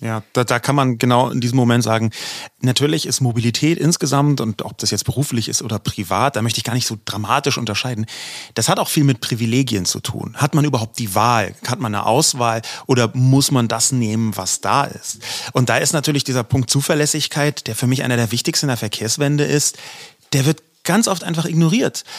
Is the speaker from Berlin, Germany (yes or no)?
yes; Berlin, Germany; ich bin in Berlin geboren, hier aufgewachsen und habe noch nie auf dem Land gewohnt